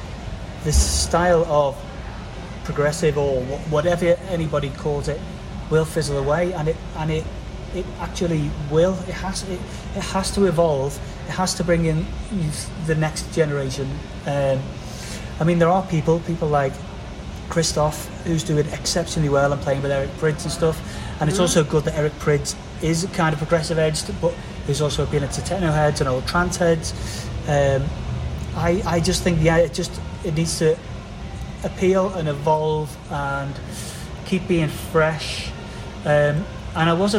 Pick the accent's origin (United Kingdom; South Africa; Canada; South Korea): United Kingdom; England; I'm English